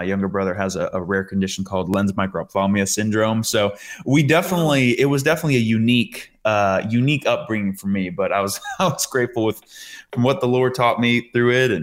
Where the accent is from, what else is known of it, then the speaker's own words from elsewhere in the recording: Rhode Island, United States; moved away as an adult; now in Tennessee, United States; I'm from Rhode Island